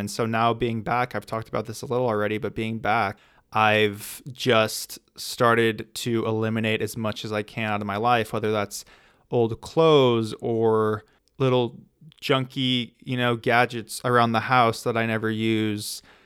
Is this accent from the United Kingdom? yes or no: no; United States; being from the U S